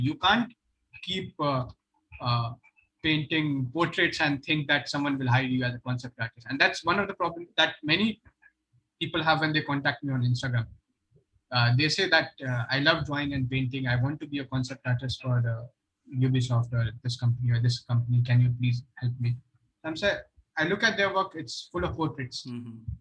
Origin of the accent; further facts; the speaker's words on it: Purnia, Bihar, India; moved away; I come from Purnia, it's okay. in Bihar